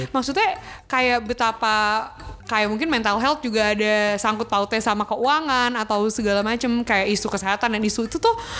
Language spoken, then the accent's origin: Indonesian; Indonesia; kita orang Indonesia